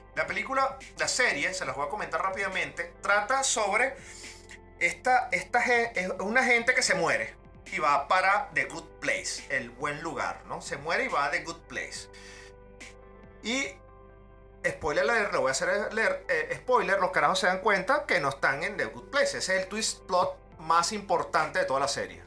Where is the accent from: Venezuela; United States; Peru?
Venezuela; moved away; yo soy un venezolano